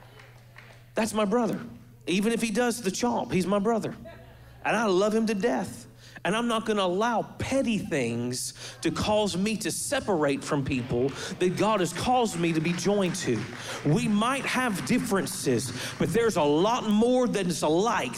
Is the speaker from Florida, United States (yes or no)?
yes; Florida, United States; Before I'm a Floridian, I'm a believer.